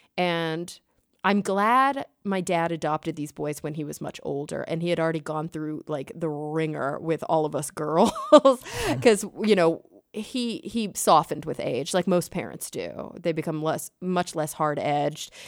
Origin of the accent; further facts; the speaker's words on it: Texas, United States; also born or lived in New York; now in Los Angeles, United States; growing up in Texas